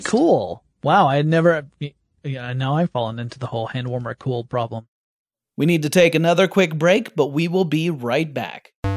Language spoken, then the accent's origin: English; the South, United States; You can tell I grew up in the South.